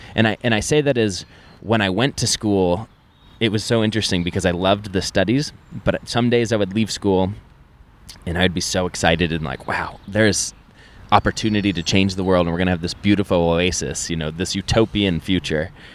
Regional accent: Keystone, Colorado, United States; I grew up in Keystone, Colorado

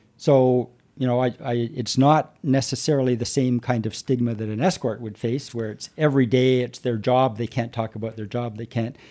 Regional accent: Toronto, Ontario, Canada; I grew up, I grew up here in Toronto

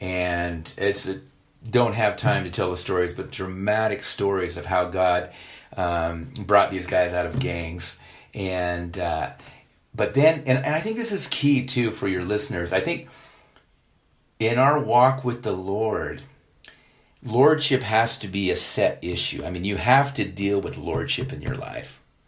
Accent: Ethiopia; moved away; I grew up in Ethiopia. My parents were missionaries.

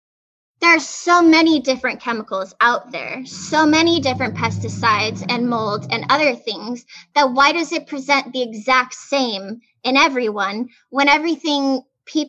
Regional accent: Arizona, United States; now in Los Angeles, United States; I grew up in Arizona

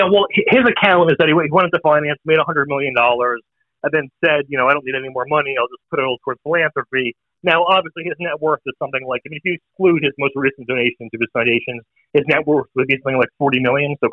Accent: New Jersey, United States; Uh, New Jersey.

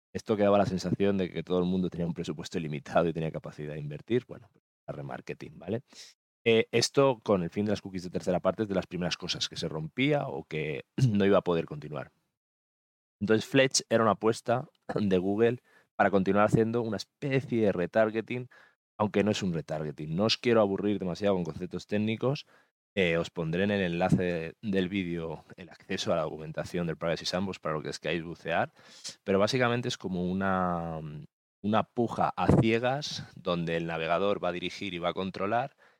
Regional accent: Mallorca, Balearic Islands, Spain; mi tierra, de Mallorca

